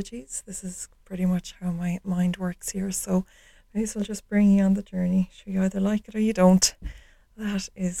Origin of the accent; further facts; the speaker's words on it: Ireland; So I grew up in Ireland. I live in the west of Ireland